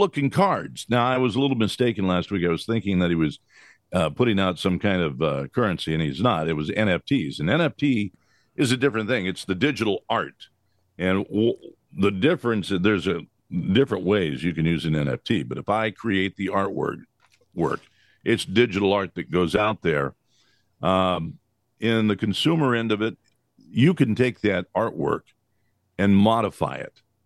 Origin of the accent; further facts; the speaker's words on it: United States; we as American citizens